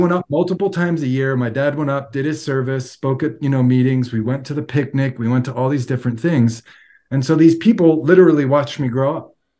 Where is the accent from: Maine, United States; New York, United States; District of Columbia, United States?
New York, United States; Long Island; moved away as an adult; also born or lived in Florida; now in Salt Lake City, United States; I've been born and raised on Long Island and lived in New York most of my life